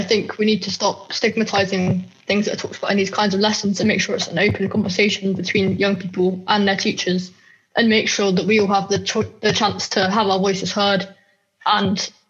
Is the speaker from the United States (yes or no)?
no; Bristol, South West England, United Kingdom; I'm 16 years old and I'm from Bristol.